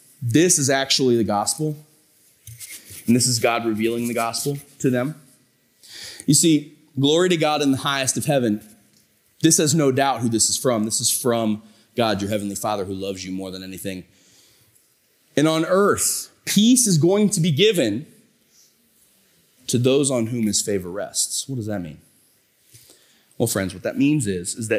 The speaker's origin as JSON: {"language": "English", "area": "Tuscarawas County", "region": "Ohio", "country": "United States", "said": "I'm from Tuscarawas County"}